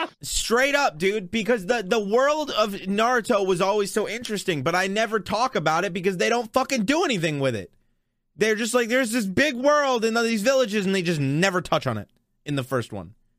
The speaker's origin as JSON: {"language": "English", "region": "Texas", "country": "United States", "said": "I'm from Texas"}